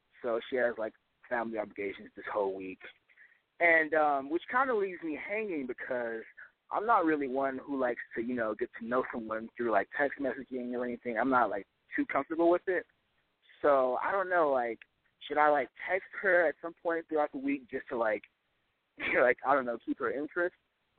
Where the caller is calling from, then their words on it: Los Angeles, California, United States; 19, calling from Los Angeles.